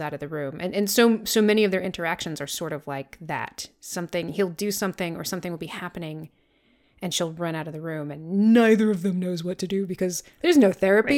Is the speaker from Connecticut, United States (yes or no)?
no; Vermont, United States; growing up in Vermont